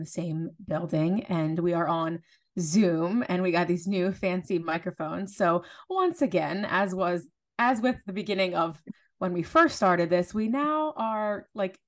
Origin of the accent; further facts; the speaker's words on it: New Jersey, United States; us South Jerseyans